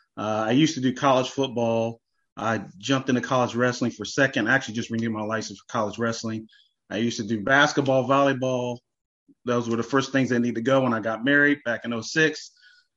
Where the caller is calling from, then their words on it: Monroe, Ohio, United States; I am smack dab right between Cincinnati and Dayton. I'm in Monroe, Ohio, so right above Westchester.